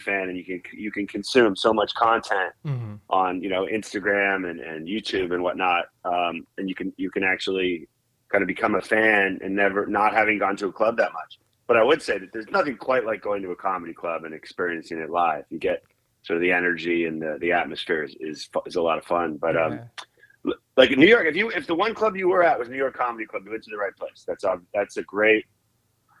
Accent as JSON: {"language": "English", "town": "Toronto", "region": "Ontario", "country": "Canada", "tie": "born or raised there", "also_born_or_lived": "Calgary, Alberta", "moved": "as an adult", "lives_now": "United States", "said": "I grew up in Canada, and I guess more specifically, I was born and went to high school in Toronto. But between that, like when I was little, we moved to Western Canada for a few years there. So I spent a little time in Calgary, Alberta, and then back to Toronto"}